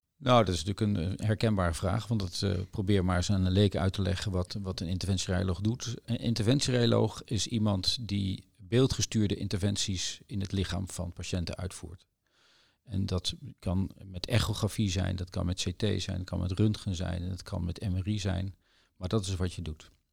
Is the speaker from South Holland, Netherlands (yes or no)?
yes; The Hague, South Holland, Netherlands; moved away as an adult; also born or lived in Leiden; now in Maastricht, Netherlands; ik kom uit Den Haag.